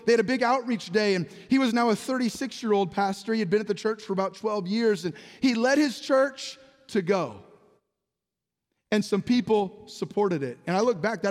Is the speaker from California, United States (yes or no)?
yes; San Jose, California, United States; I was born in 1978 in San Jose, California.